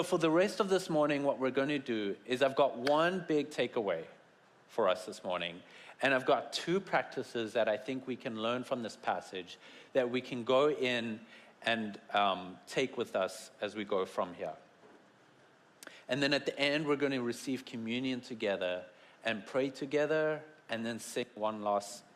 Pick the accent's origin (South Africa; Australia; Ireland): South Africa; moved away; I come from South Africa and have the best accents